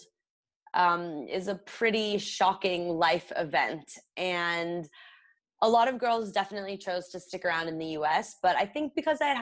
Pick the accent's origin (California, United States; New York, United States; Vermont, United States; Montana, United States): California, United States; Los Angeles; a Southern California girl growing up